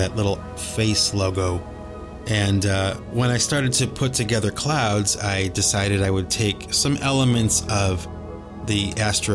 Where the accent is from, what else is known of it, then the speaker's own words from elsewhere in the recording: Cleveland, Ohio, United States; We grew up in Cleveland, Ohio